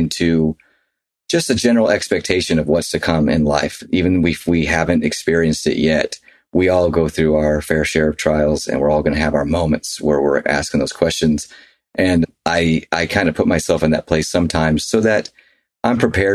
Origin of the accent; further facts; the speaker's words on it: Nashville, Tennessee, United States; now in Utah, United States; we grew up in Nashville where, you know, it was just different than Utah for sure, which is where we live now